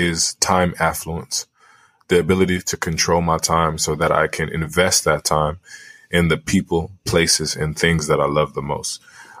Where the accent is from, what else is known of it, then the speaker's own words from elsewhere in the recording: Liberia; moved away; invest in my home country in Liberia